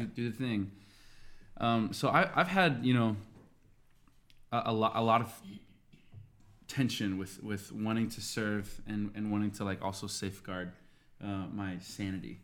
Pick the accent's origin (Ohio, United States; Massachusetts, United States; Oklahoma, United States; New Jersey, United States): Oklahoma, United States; Tulsa; I'm from Tulsa, Oklahoma as well